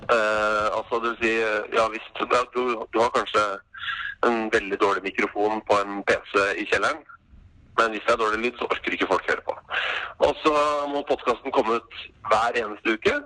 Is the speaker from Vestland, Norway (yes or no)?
no; Oslo, Norway; also born or lived in Molde; jeg er oppvokst på Oslo øst